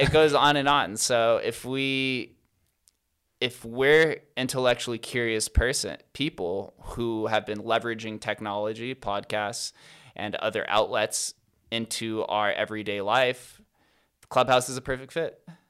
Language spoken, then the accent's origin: English; Las Vegas, Nevada, United States; I'm from Vegas.